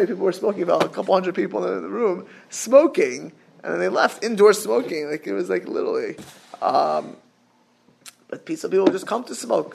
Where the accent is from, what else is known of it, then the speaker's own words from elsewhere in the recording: Miami, Florida, United States; I grew up in Miami